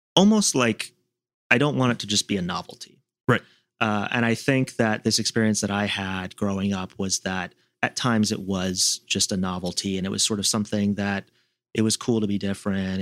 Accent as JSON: {"language": "English", "town": "Seattle", "region": "Washington", "country": "United States", "tie": "born or raised there", "moved": "yes", "lives_now": "Washington, D.C., United States", "said": "in Seattle growing up"}